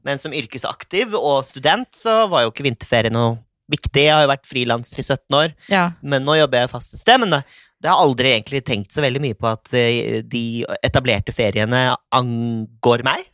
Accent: Risør, Agder, Norway; jeg har vokst opp på Risør

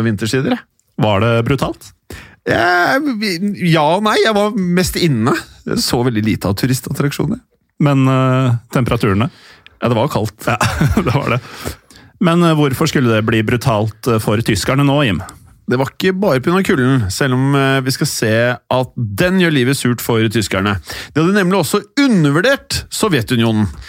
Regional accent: Norway; also born or lived in Oslo; vi er jo nordmenn, eller delvis

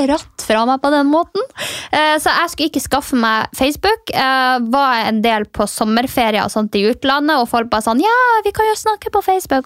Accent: Finnmark, Norway; jeg er fra Finnmark

